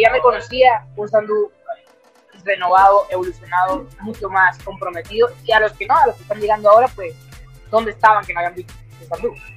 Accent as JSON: {"language": "Spanish", "region": "a small town in the Venezuelan Andes", "country": "Venezuela", "tie": "born or raised there", "also_born_or_lived": "Caracas, Venezuela", "moved": "yes", "lives_now": "Medellín, Colombia", "said": "desde que salí de mi pueblito, en, un desde los Andes, en Venezuela"}